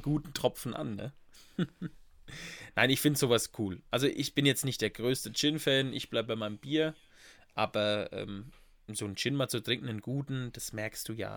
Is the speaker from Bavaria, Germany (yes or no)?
yes; Bad Neustadt an der Saale, Bavaria, Germany; da ist auch meine Kindheit oft verbracht im Café Wiener